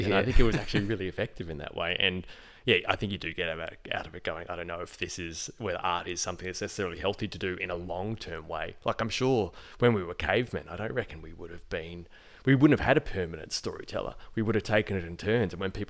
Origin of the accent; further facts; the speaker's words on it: Port Arthur, Tasmania, Australia; I'm a kid from the Port Arthur massacre, and my family had to go through